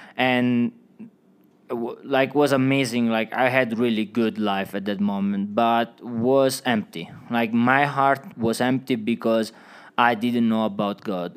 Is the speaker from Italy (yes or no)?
yes; Italy; English is a second language; moved away as an adult; also born or lived in Switzerland; now in Woodland Park, United States; from Italy